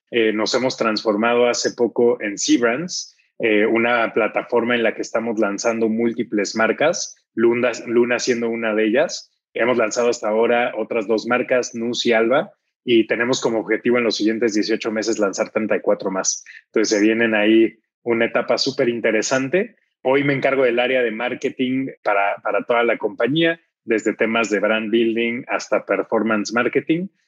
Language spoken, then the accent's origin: Spanish; Mexico; mexicano, estudié ingeniería industrial y de sistemas.